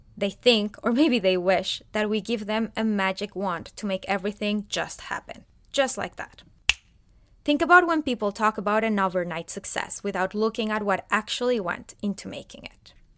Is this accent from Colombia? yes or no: yes; Colombia; moved away as an adult; now in United States; I am originally from Colombia, a beautiful country in South America